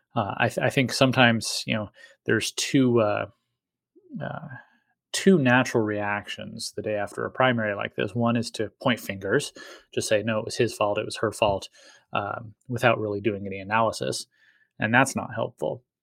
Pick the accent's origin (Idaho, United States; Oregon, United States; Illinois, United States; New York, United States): Idaho, United States; Eagle; my hometown of Eagle